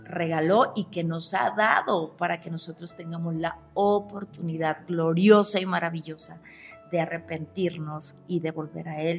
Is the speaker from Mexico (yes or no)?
yes; Mexico; also born or lived in León, Guanajuato; como buena mexicana, mi cuerpo me pide tacos